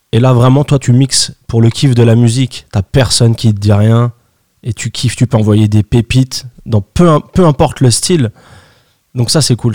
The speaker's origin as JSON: {"language": "French", "country": "France", "said": "chez nous en France"}